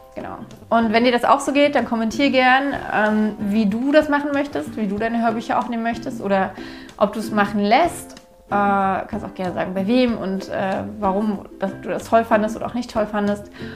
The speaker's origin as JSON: {"language": "German", "region": "Berlin", "country": "Germany", "said": "Ich war mir als Berlinerin komplett bewusst, dass ich Enden verschlucke"}